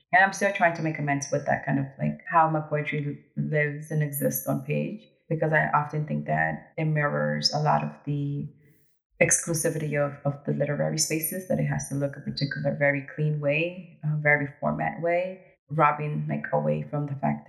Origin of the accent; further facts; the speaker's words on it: New York City, New York, United States; also born or lived in Ecuador; I'm also from New York City